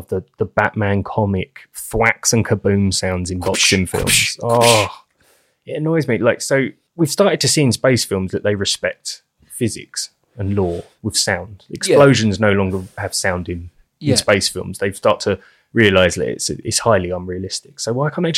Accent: England, United Kingdom; we're English.

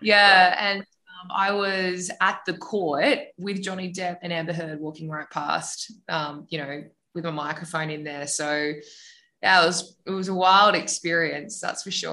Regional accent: Australia; accent: Australian; we had our Australian accents

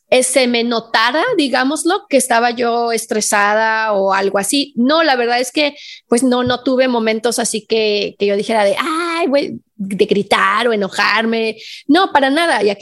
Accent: Guadalajara, Jalisco, Mexico; yo vengo de Guadalajara, o sea, una ciudad donde hay un montón de tráfico

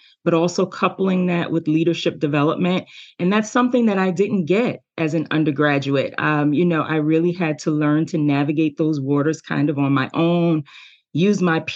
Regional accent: New York City, New York, United States; I grew up in New York City in, you know, a very underserved community

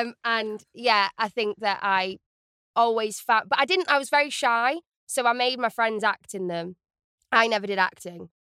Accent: Stockport, North West England, United Kingdom; I am from Stockport in the northwest of England

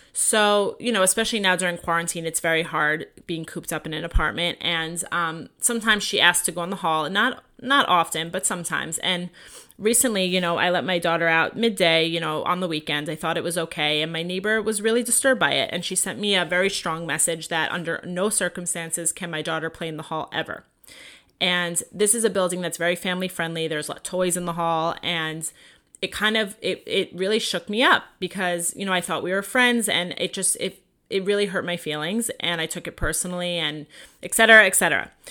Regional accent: Long Island, New York, United States; also born or lived in Five Towns, New York; now in Los Angeles, United States; I grew up in Long Island, New York

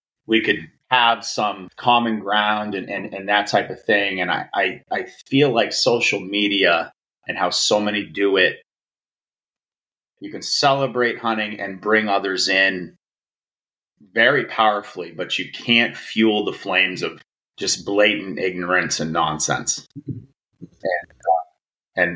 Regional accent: Dixfield, Maine, United States; I grew up in Dixfield, Maine

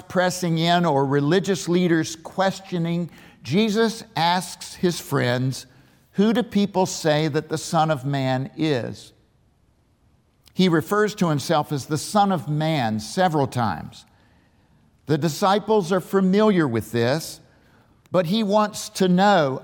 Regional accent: Waynesboro, Virginia, United States; also born or lived in Richmond; born in Waynesboro at the western base of the 2,400 foot Afton Mountain

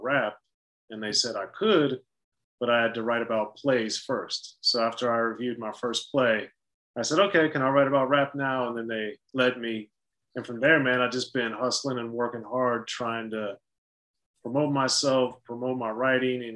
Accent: Maryland, United States; as a kid growing up in Maryland

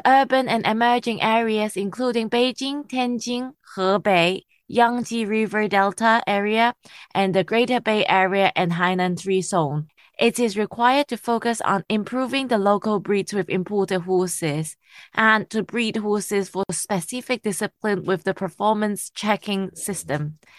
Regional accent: Malaysia; also born or lived in Hong Kong / Australia; I was born in Hong Kong, raised in Malaysia, Australia, and work in China, as you said.

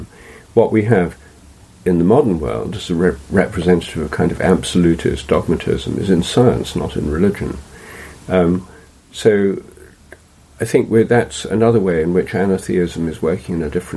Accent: England, United Kingdom; I'm English

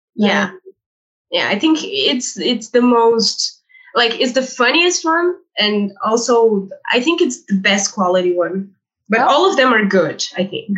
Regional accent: Brazil; first language Portuguese; English is a second language; Portuguese, obviously, because I was born in Brazil.

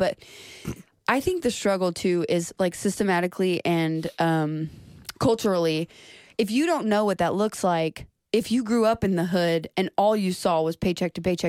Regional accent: Duncanville, Texas, United States; I grew up in Duncanville.

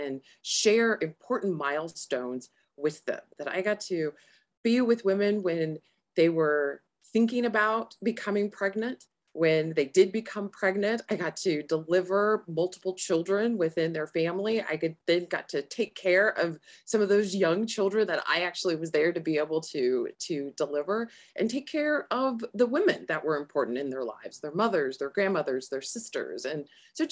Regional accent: Arizona, United States; also born or lived in Sacramento, California; I'm from Arizona

